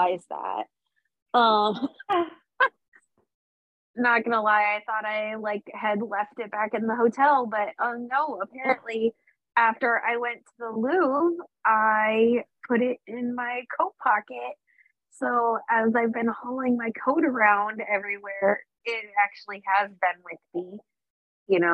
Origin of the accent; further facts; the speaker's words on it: Iowa, United States; I'm from Iowa.